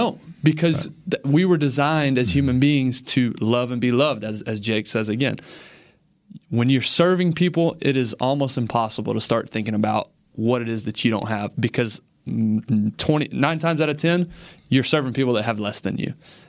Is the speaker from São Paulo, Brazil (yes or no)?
no; Rio de Janeiro, Brazil; born there; Well, I was not. I was born in Rio de Janeiro, Brazil.